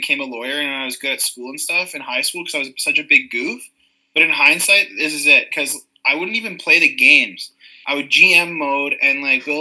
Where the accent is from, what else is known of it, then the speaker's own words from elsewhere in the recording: Murillo, Ontario, Canada; I grew up in Murillo